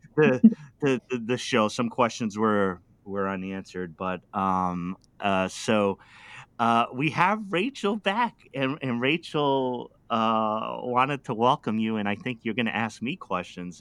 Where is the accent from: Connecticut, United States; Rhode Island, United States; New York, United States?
Rhode Island, United States; Pawtucket; I was, uh, uh, just a city kid. I'm from Pawtucket, Rhode Island